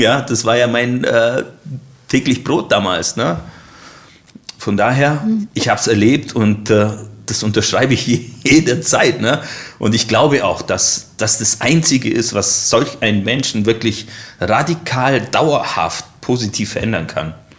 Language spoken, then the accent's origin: German; Allgäu, Bavaria, Germany; moved away as an adult; now in Leipzig area, Germany; Ich komme aus dem Allgäu